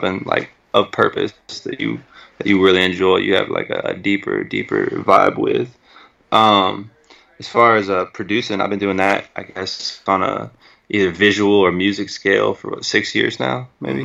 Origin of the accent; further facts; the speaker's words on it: Bryan, Texas, United States; I'm originally from Bryan, Texas